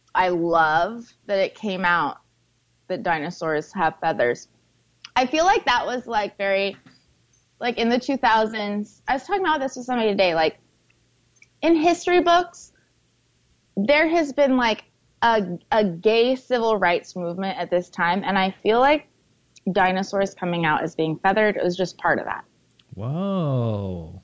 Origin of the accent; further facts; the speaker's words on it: Portland, Oregon, United States; Portland, which is my hometown, Portland, Oregon